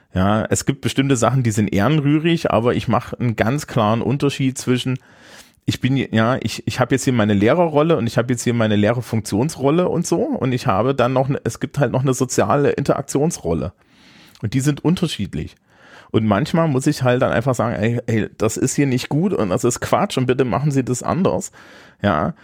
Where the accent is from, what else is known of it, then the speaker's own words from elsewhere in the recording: Thuringia, Germany; moved away; Thüringens, meiner Heimat